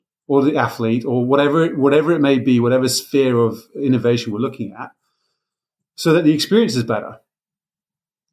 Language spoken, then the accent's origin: English; United Kingdom; I'm British